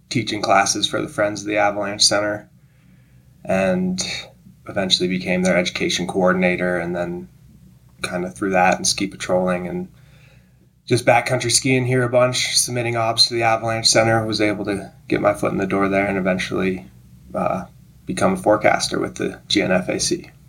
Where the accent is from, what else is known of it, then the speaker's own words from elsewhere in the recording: Gold Hill, Colorado, United States; moved away; also born or lived in Montana; Yeah, well, I grew up in Colorado on the Front Range uh, in a little town called Gold Hill, just outside of Boulder.